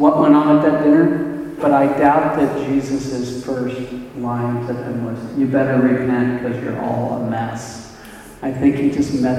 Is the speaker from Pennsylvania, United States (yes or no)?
no; Arcadia, California, United States; also born or lived in Monrovia; I live in the Los Angeles area, and I grew up in Arcadia, which is here, and moved all the way to Monrovia, which is here.